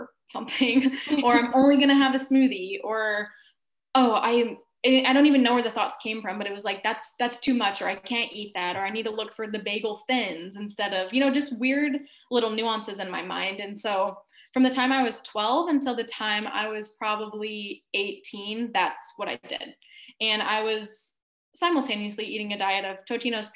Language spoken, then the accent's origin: English; Alaska, United States; moved away as an adult; also born or lived in Kauai; when I was 18, I moved to Kauai from Alaska